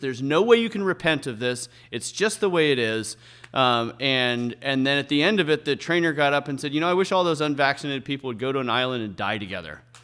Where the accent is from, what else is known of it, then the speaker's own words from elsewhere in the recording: San Francisco Bay Area, California, United States; moved away as an adult; now in Moscow, Idaho, United States; I grew up in the San Francisco Bay Area